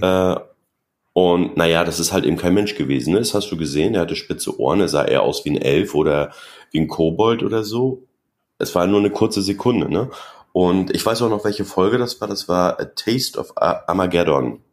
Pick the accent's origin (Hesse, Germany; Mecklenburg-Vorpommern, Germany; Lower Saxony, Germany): Mecklenburg-Vorpommern, Germany; ich komme aus Mecklenburg-Vorpommern und äh, bin ein DDR-Kind